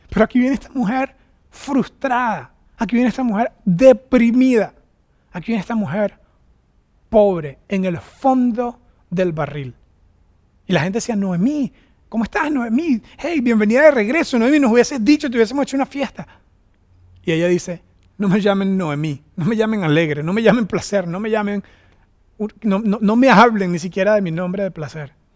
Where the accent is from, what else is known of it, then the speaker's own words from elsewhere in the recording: Venezuela; moved away as an adult; also born or lived in United States; now in Costa Rica; regresarme a Venezuela